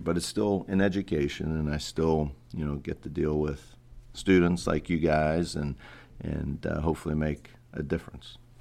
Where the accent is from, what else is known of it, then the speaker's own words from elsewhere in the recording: Pittsburgh, Pennsylvania, United States; moved away as an adult; also born or lived in Cleveland; I grew up in Pittsburgh, P A.